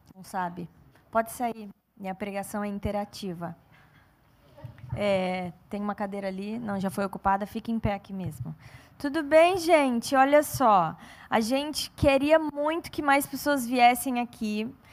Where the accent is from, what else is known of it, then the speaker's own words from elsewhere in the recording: São Paulo, Brazil; eu sou paulista